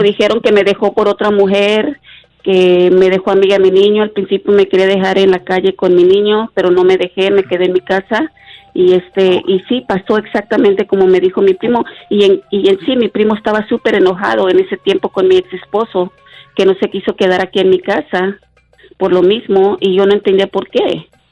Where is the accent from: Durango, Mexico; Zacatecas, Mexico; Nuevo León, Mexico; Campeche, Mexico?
Durango, Mexico; Durango, de donde yo soy y allá es toda mi familia